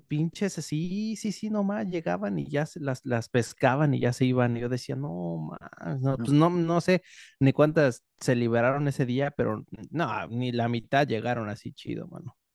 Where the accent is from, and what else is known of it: Mexico; accent: Mexican